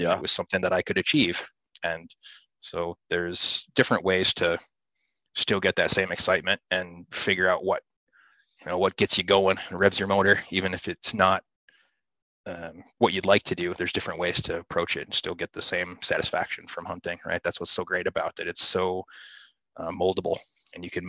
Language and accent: English; Midwest, United States; For me, I grew up here in the Midwest hunting tree stands and watching deer walk under me